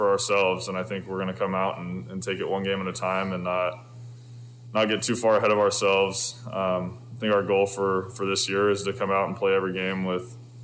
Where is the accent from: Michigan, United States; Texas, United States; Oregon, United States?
Oregon, United States; Southern; growing up in Southern Oregon